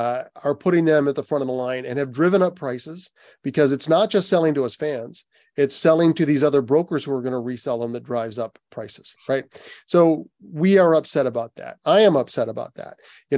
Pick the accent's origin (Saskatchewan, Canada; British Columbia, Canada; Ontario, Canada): Ontario, Canada; Toronto; when the Toronto shows, I'm from Toronto, when the Toronto shows were announced